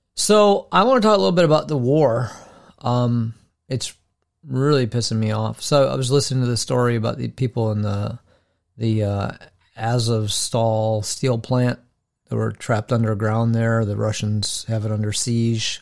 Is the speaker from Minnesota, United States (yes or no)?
yes; Minnesota, United States